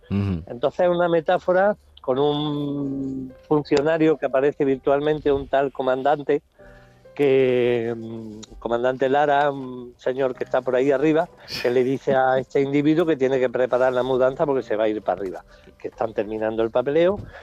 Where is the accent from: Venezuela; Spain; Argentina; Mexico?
Spain; Jaén, Andalusia; por Jaén, por supuesto, por mi tierra